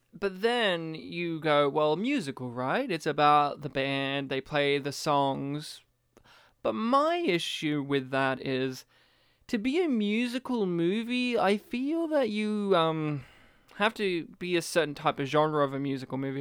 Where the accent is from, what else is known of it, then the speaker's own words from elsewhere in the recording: Australia; as an Australian